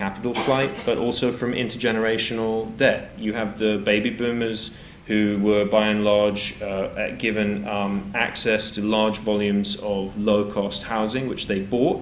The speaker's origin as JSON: {"language": "English", "country": "United Kingdom", "also_born_or_lived": "Battersea, London / East London", "said": "our DNA as British people"}